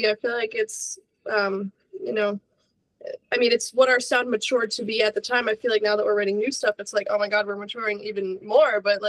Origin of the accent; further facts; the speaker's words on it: New Jersey, United States; I'm from Jersey, South Jersey.